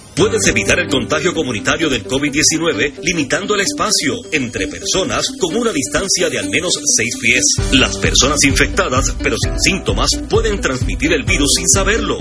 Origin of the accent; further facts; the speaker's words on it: Puerto Rico; nosotros los puertorriqueños